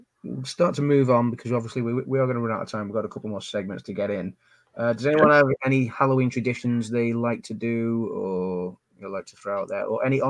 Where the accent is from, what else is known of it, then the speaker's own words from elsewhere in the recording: England, United Kingdom; Sorry for being so English.